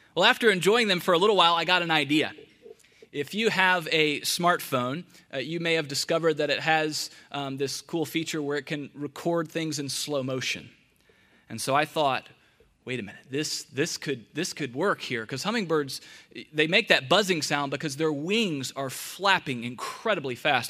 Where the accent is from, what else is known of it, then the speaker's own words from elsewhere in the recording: Atlanta, Georgia, United States; now in Charlotte, United States; Growing up in Atlanta